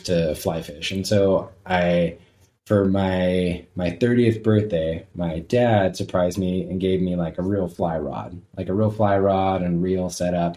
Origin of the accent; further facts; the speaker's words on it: Southern California, United States; I grew up in Southern California